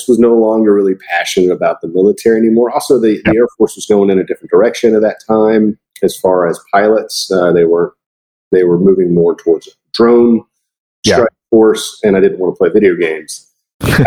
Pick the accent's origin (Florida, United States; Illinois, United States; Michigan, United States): Florida, United States; I'm originally from Florida